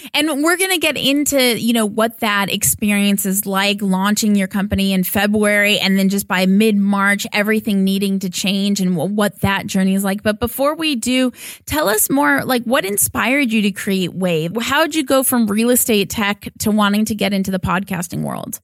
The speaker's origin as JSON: {"language": "English", "town": "Los Angeles", "region": "California", "country": "United States", "tie": "born or raised there", "said": "my hometown"}